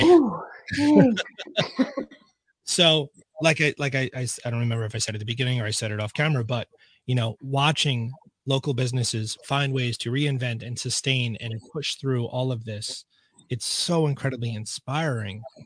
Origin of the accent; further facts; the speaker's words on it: Suffern, New York, United States; I grew up in Suffern, so this is you know my town.